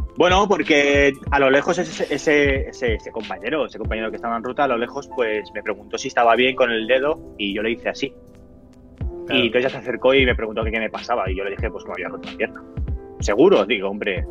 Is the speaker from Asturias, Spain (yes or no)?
no; Barcelona, Catalonia, Spain; soy de Barcelona